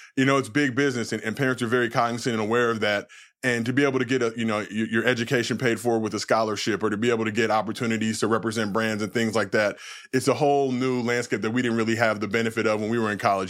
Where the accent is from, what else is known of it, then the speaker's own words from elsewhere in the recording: Los Angeles, California, United States; I grew up in Los Angeles